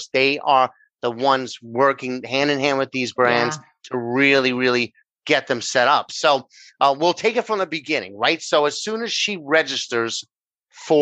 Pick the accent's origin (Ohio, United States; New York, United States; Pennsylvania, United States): New York, United States; accent: New York; I'm over here in New York, which if they haven't figured out by my accent, that's where I'm from